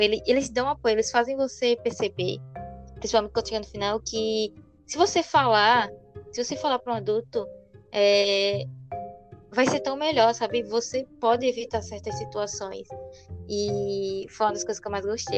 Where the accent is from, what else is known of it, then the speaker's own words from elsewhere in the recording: Brazil; somos brasileiros